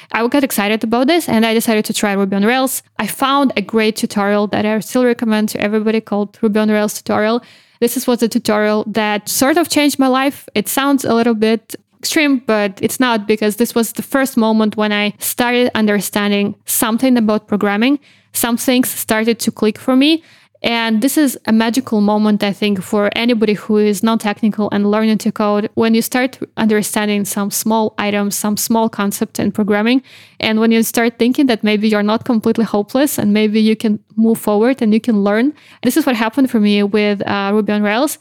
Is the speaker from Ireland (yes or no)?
no; Belarus; moved away as an adult; now in London, United Kingdom; I actually used to run my own independent news magazine back in Belarus